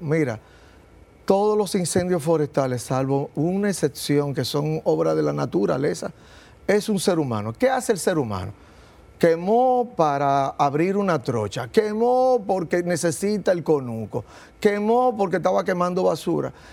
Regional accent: Dominican Republic; Somos una isla, somos caribeños

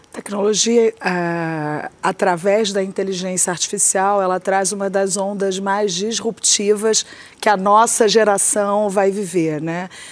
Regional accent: Brazil; cada um de nós, como brasileiros

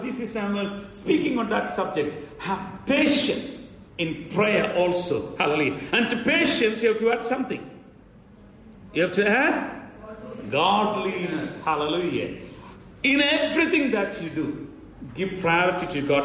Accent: India; as an Indian

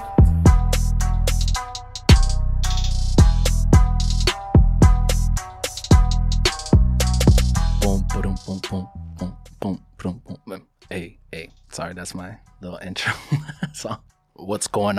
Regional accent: Miami, Florida, United States; also born or lived in Queens, New York / Colombia (ancestry); I was born in New York, actually. I was born in Queens. My mom is from Colombia. My dad is as well. And I was raised in Miami.

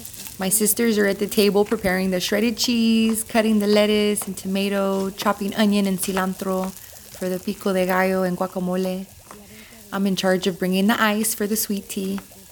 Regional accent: Robstown, Texas, United States; I'm a comedian from Robstown, Texas.

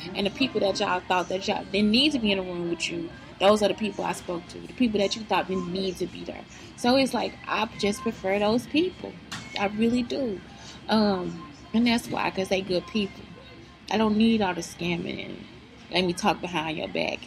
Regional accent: East St. Louis, Illinois, United States; now in Texas, United States; I'm from East St. Louis, Illinois.

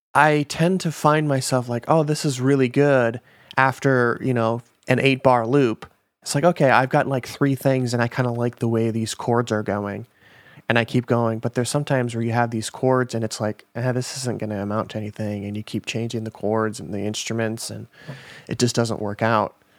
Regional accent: Minnesota, United States; now in Los Angeles, United States; I'm from Minnesota

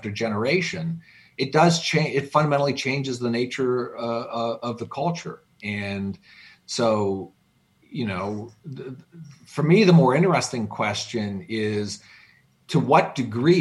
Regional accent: Canada; now in United States; I am formally Canadian. I haven't lived in Canada in 40 years.

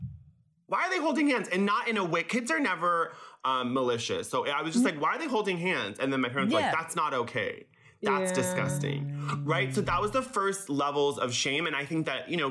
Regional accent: Laguna Beach, California, United States; English is a second language; I grew up in Laguna Beach

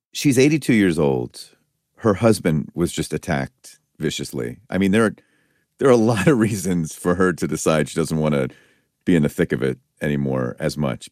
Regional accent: Pennsylvania, United States; I'm from Pennsylvania

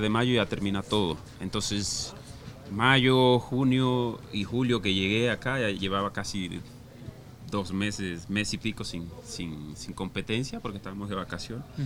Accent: La Guajira, Colombia; moved away; soy guajiro, costeño

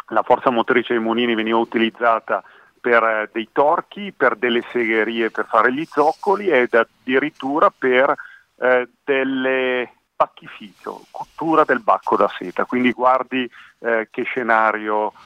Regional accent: Merone, Lombardy, Italy; Io sono nato qui a Baggero, in provincia di Como, nel paese di Merone

